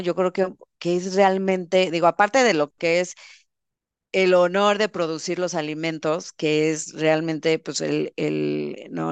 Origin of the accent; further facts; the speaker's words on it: Sonora, Mexico; born or raised there